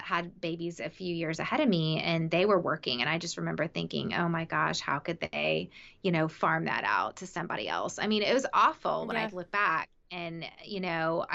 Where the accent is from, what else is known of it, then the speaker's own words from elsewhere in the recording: the South, United States; I grew up in the South